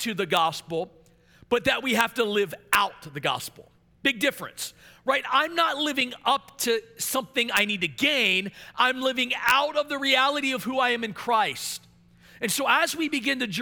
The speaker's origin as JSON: {"language": "English", "region": "Maryland", "country": "United States", "tie": "born or raised there", "said": "I became a lead pastor in my hometown in Maryland"}